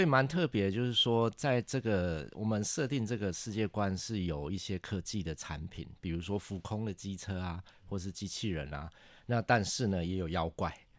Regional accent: Taichung, Taiwan; 我是台中人

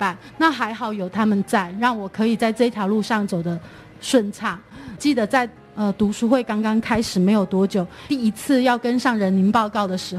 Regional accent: Tainan, Taiwan; 像我这种从台南来的小小的人物，老师都能够看得到我。即便我们从台南来，这样子做下去

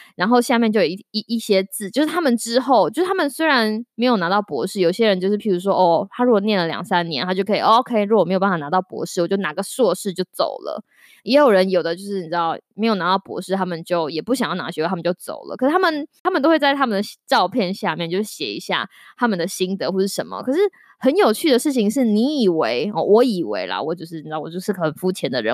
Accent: Taiwan; 身为台湾人，哪一个台湾人不是从小被比较

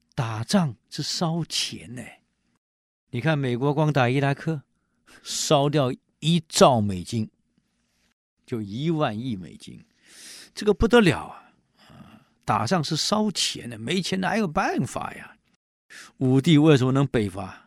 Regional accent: Taiwan; 我们台湾人

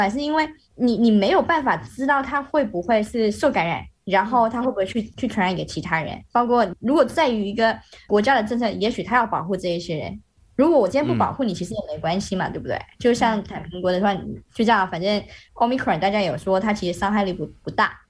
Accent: Malaysia; now in China; 我是外国人嘛，我在这边，嗯、但是呃中国和马来西亚是互惠国， 所以我在中国打疫苗是免费的。

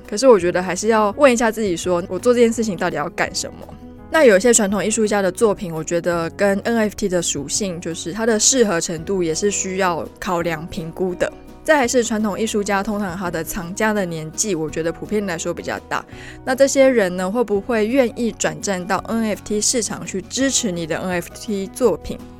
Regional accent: Taiwan; 我们台湾人

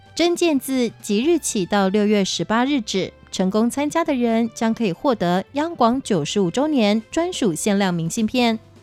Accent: Taiwan; 香港已经现在都寄望在我们台湾

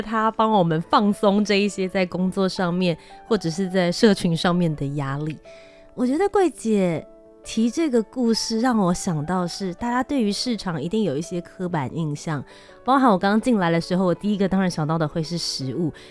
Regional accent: Taiwan; 身为台湾人到国外去

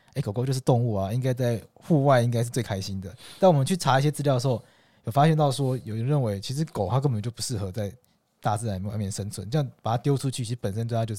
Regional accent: Taitung, Taitung County, Taiwan; 因为像我们老家在台东嘛，

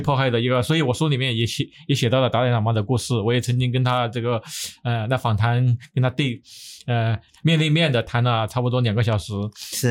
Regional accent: Sichuan, China; moved away as an adult; also born or lived in Taiwan; now in United States; 从地域上来说，我在这个四川出生

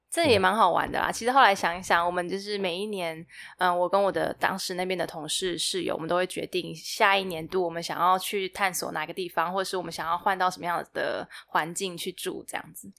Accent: Taiwan; moved away as an adult; also born or lived in Thailand; มาจากเอ่อ ไต้หวัน

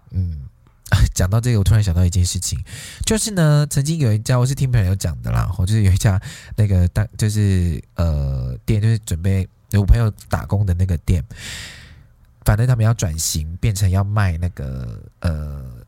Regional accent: Taiwan; 我们台湾人

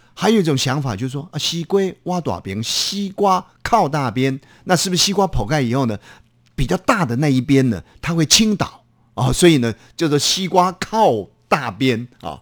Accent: Taiwan; 那我的父亲，我的母亲，他们都是呃，这个也是台湾的一个先辈哈

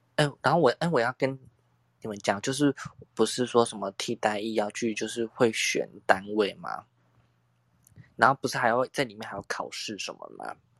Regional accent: Tainan, Taiwan; 身为台南人的我

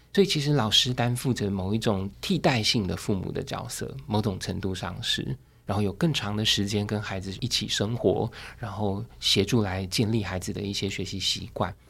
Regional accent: Taoyuan, Taiwan; 我当年要考高中那时候， 成绩不算太好，大概我就是桃园的第三志愿这样。然后那时候我父母亲允许我去画画

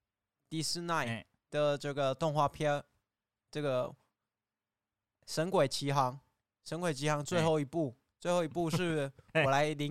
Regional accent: China; 哦，没有，因为我怕你不相信我来自对岸。

